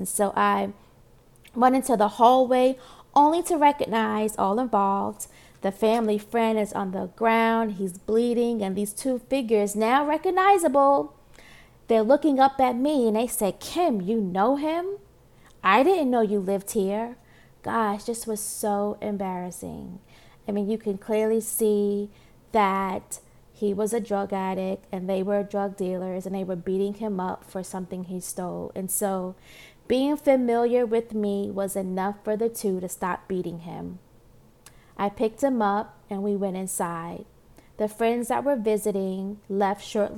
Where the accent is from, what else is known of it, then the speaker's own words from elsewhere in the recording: New York City, New York, United States; Born and raised in Brooklyn, New York, Marcy Projects